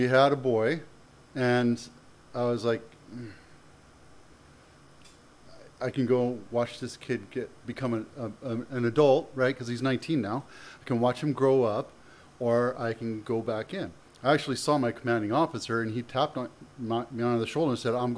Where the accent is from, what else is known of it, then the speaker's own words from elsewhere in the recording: San Jose, California, United States; also born or lived in Canada / Oakland / Campbell / Cupertino; Came here when I was 7, which is about 1975. And started off in Oakland. Then I came down here, Campbell, Cupertino, then San Jose.